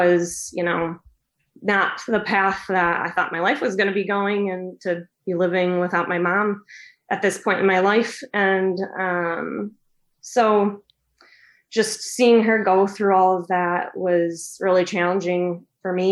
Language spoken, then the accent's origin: English; West Michigan, United States; I'm from West Michigan. I've always lived here